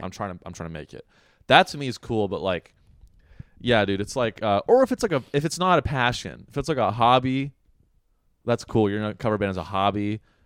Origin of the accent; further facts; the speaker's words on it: Sunnyvale, California, United States; I'm from Sunnyvale